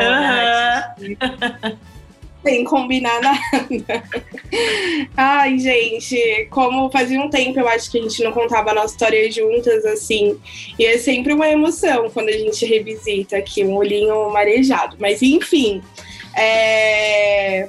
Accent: São Paulo, Brazil; Eu sou nascida e criada na Zona Leste de São Paulo

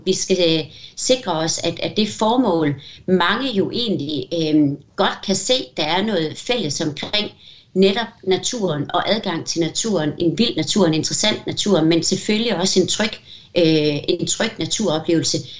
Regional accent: Denmark; vi er så mange danskere

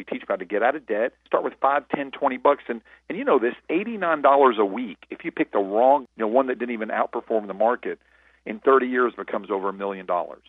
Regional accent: Nashville, Tennessee, United States; I was a busboy from Nashville, Tennessee

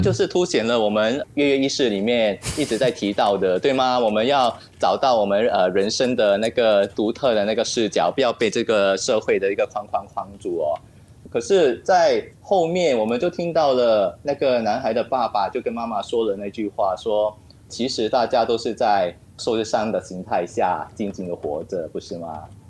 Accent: Singapore; also born or lived in France; 新加坡也是一块小土嘛，哦。然后古生土长嘛

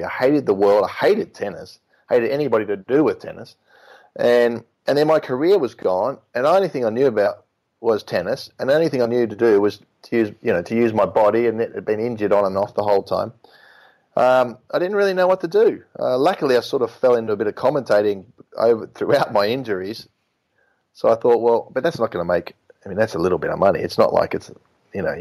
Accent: Melbourne, Victoria, Australia; moved away as an adult; now in Europe; I grew up in Melbourne

